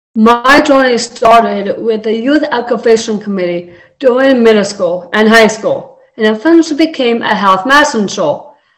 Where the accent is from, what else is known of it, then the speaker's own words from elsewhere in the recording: Littleton, Colorado, United States; I'm from Littleton, Colorado